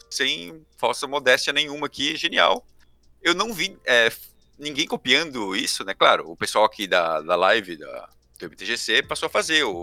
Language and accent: Portuguese; Brazil; sou brasileiro